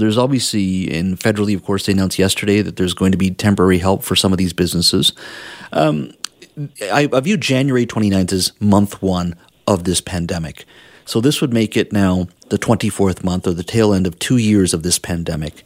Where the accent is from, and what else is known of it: Canada